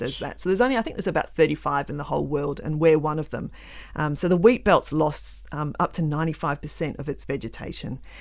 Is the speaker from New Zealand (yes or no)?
yes; New Zealand; now in Western Australia, Australia; I grew up in New Zealand